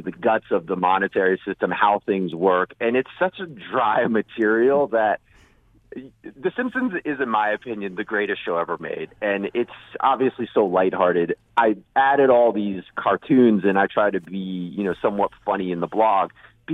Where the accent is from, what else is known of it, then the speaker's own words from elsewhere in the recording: Virginia, United States; I grew up in Virginia.